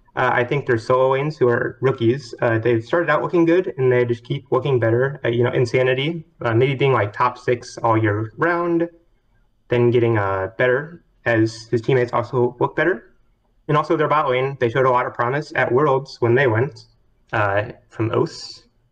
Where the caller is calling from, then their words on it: Dallas, Texas, United States; I'm calling from Dallas, Texas